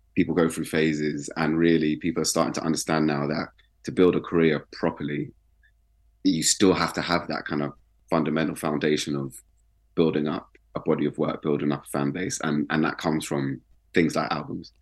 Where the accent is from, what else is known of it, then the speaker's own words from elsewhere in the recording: London, United Kingdom; also born or lived in Brixton, London; I grew up in West.